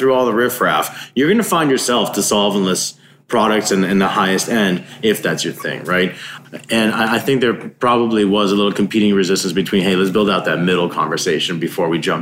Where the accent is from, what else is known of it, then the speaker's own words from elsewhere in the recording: Iowa, United States; now in California, United States; I'm from Iowa.